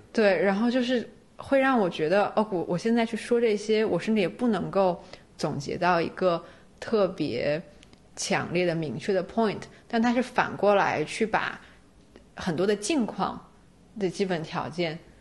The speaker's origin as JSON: {"language": "Chinese", "country": "China", "said": "因为我是中国人"}